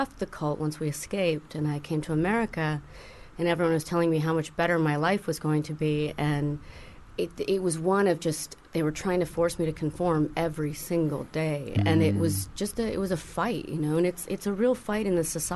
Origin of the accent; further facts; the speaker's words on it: Tuscany, Italy; moved away; I grew up in Tuscany, and there was a duke that was in the group, so I grew up, you know, kind of on his estate